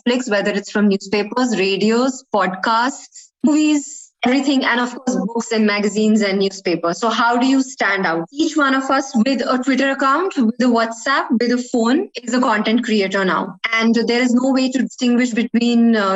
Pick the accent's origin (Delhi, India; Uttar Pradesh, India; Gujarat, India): Delhi, India; New Delhi; now in UAE; I come from New Delhi, India.